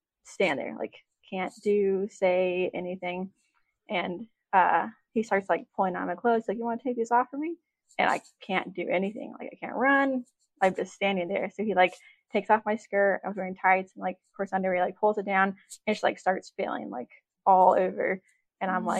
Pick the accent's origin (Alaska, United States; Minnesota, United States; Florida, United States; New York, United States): Alaska, United States; Juneau; I was born in Juneau, Alaska. I was born and raised here.